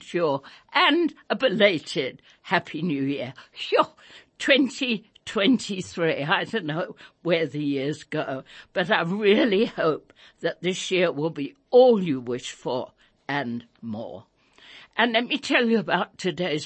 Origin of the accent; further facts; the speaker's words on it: England, United Kingdom; now in South Africa; I was a child growing up in England during World War II.